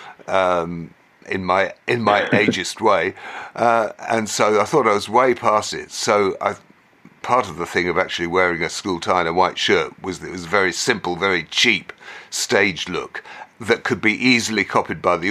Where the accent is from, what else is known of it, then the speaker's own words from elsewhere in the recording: England, United Kingdom; we were from England